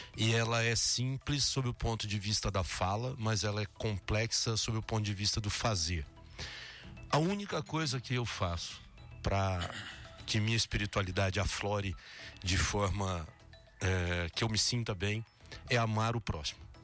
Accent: Três Lagoas, Mato Grosso do Sul, Brazil; moved away as an adult; now in Jequié, Brazil; Três Lagoas, no Mato Grosso do Sul, de onde eu sou

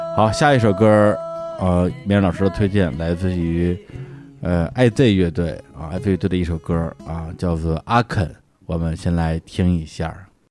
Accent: Beijing suburbs, China; 虽然是北京户口，但是我因为是北京的郊区嘛，京郊嘛嗯，嗯，嗯。我从小是在农村长大的

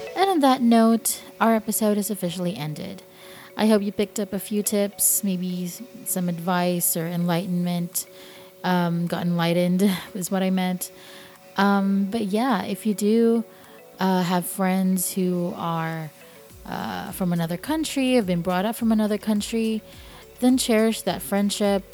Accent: Philippines; moved away

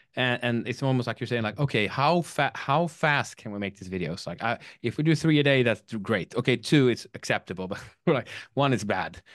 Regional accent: Sweden; I'm from Sweden

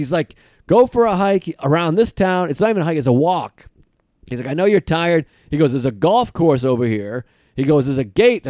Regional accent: Boston, Massachusetts, United States; I'm from Boston. I'm like, I live in, I'm Boston, baby.

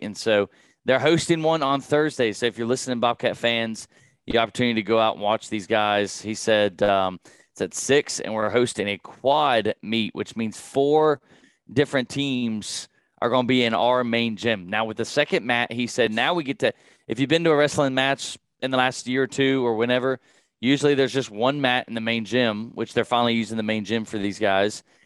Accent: Radford, Virginia, United States; growing up in Rafford, I've I've grown away, around Rafford sports since I was little

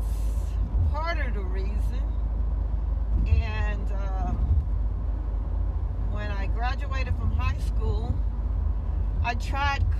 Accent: Tallahassee, Florida, United States; I actually grew up right here in Tallahassee, Florida

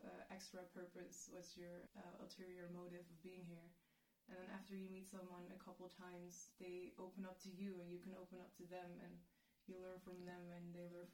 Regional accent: The Hague, South Holland, Netherlands; moved away as an adult; now in Maastricht, Netherlands; I'm from The Hague in the Netherlands. I've been living in Maastricht for 5 years now

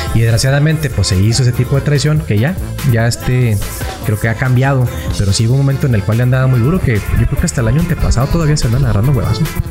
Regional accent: Mexico; also born or lived in Madera; nuestra tradición como mexicanos

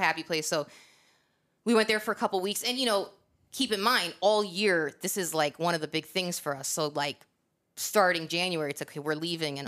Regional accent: Northeast, United States; And I'm from the Northeast, but there is nothing like the Pacific Ocean.

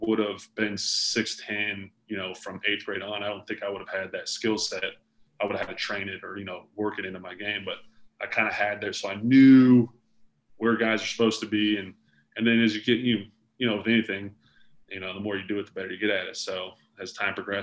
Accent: Concord, United States; I said, no, I went to Concord from kindergarten, and I'm graduating from Concord

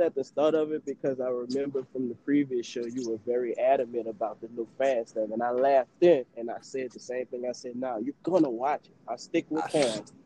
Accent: New Orleans, Louisiana, United States; now in Houston, United States; I'm a New Orleans native. I'm from New Orleans

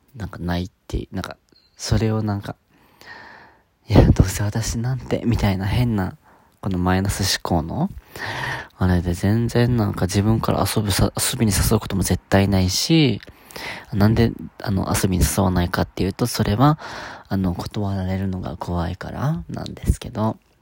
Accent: Okinawa, Japan; 沖縄出身なんですけど

